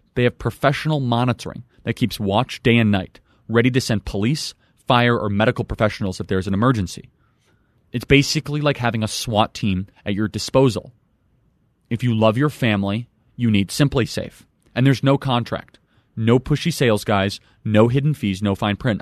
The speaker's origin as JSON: {"language": "English", "town": "Chicago", "region": "Illinois", "country": "United States", "tie": "born or raised there", "said": "my home city is Chicago. I am proud to be from Chicago"}